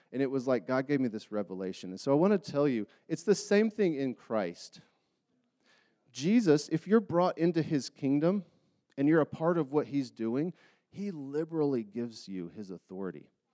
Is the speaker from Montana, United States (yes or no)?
no; Charlotte, North Carolina, United States; moved away as an adult; now in Utah, United States; I grew up in Charlotte, North Carolina